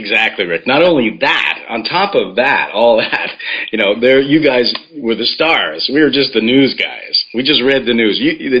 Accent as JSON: {"language": "English", "town": "Vancouver", "region": "British Columbia", "country": "Canada", "tie": "born or raised there", "also_born_or_lived": "Alberta / Saskatchewan", "moved": "as an adult", "lives_now": "Taiwan", "said": "I lived in different parts of Canada, mostly Western Canada. I was a reporter, a newspaper reporter. Well, I grew up around Vancouver, and I lived in Alberta and Saskatchewan."}